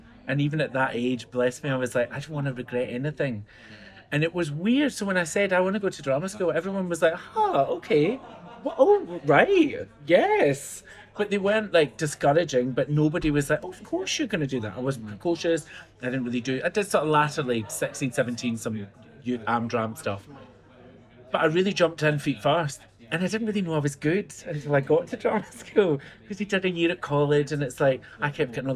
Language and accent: English; Glasgow, Scotland, United Kingdom; I grew up in Castlemilk in the south side of Glasgow, which is not the posh part.